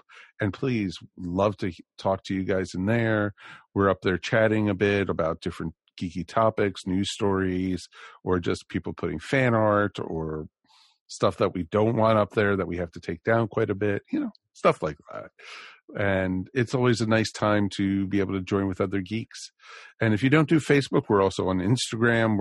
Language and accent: English; Maryland, United States; in Maryland, we had Channel 5 and Channel 20